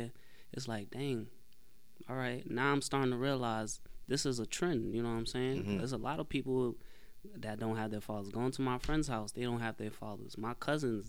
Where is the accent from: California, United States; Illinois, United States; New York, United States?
New York, United States; New York City; also born or lived in Harlem; I was born in the Bronx. Mm-hmm. I lived in Harlem until I was like 5, 6, and then we moved back to the South Bronx, and I lived in My Haven Projects